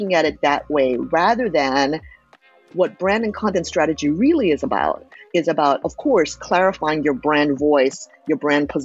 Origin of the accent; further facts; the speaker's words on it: United States; also born or lived in Japan; raised in the United States